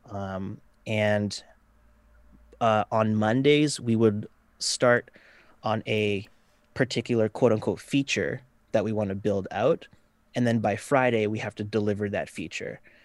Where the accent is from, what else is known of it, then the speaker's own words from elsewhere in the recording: Vancouver, British Columbia, Canada; I'm from Vancouver, Canada